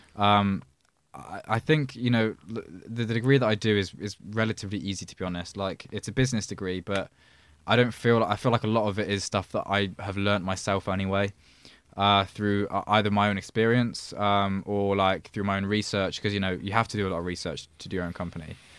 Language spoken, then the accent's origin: English; a village outside Oxford, South East England, United Kingdom; but I grew up in Oxford. Well, I grew up, I say Oxford is some village outside of Oxford